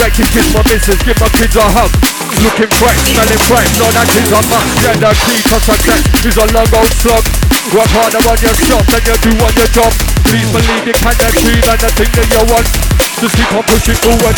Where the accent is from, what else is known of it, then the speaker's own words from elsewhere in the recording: Croydon, London, United Kingdom; moved away as an adult; now in Leeds, United Kingdom; Born and raised in South London for 36 years, my home was Croydon. Nowadays I'm a West Yorkshire man. I moved up to Leeds